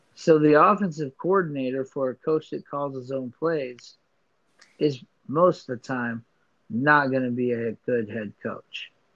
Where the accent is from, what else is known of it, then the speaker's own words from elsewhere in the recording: Miami, Florida, United States; I was born in Miami. Um, you know, grew up, you know, watching the Dolphins